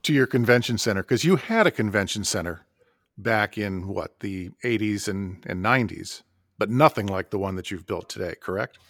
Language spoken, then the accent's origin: English; Madison, Wisconsin, United States; my hometown of Madison